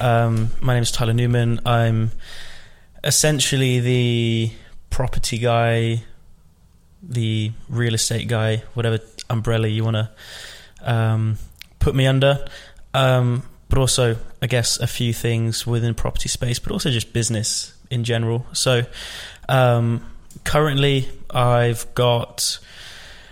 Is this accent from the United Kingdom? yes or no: yes; Rugby, West Midlands, United Kingdom; I grew up in the Midlands, a place called Rugby